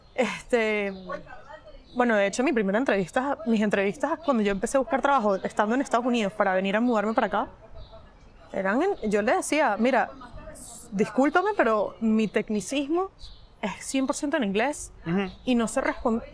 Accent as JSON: {"language": "Spanish", "country": "Venezuela", "also_born_or_lived": "West Virginia, United States / Madrid, Spain", "moved": "as an adult", "lives_now": "Barcelona, Spain", "said": "Soy venezolana, tengo 28 años"}